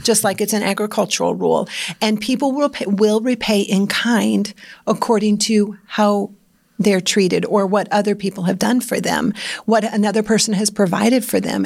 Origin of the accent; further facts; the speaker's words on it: Iowa, United States; I grew up in Iowa